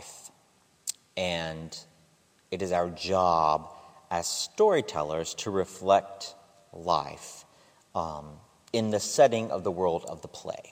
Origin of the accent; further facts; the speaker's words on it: Phyllis, Kentucky, United States; moved away; I'm actually from Eastern Kentucky, which is a very different culture than what I found in a metropolitan area. So I tell people I'm from Pikeville, Kentucky, but I'm actually 45 minutes deeper into the hollers.